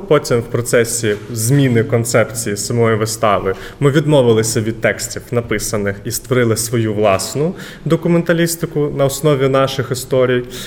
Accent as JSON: {"language": "Ukrainian", "town": "Kherson", "region": "Kherson Oblast", "country": "Ukraine", "tie": "born or raised there", "moved": "yes", "said": "Я херсонець, народився в Херсоні"}